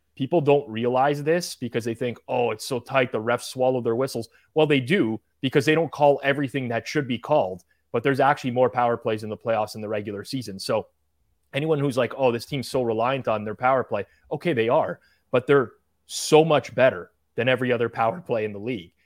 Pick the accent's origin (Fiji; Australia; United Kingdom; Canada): Canada; I'm Canadian, national pride